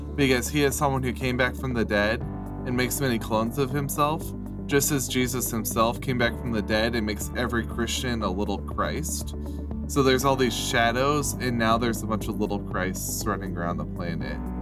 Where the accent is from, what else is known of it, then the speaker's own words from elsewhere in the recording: United States; an American